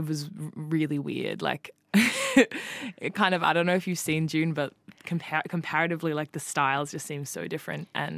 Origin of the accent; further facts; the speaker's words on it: Australia; accent: Australian; my Australian accent